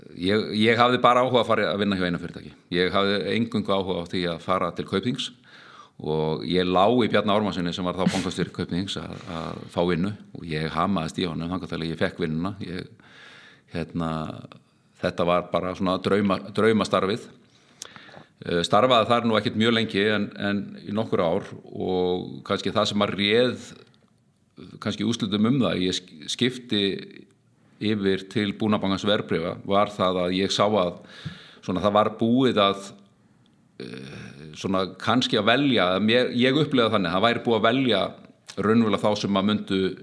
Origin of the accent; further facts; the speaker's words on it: Reykjavík, Capital Region, Iceland; ég er alveg upp í Esbjörðinu, svona fyrst og fremst þannig, svona til áttara aldurs gekk í Ísaskóla, skiptið eh, svo fluttu við með fóraldurunum upp í Breitholt í Seljakverfið